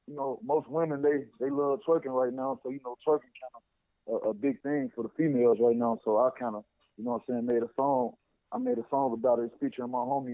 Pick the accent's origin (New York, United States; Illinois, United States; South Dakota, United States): Illinois, United States; Chicago; I'm from Chicago, the west side of Chicago.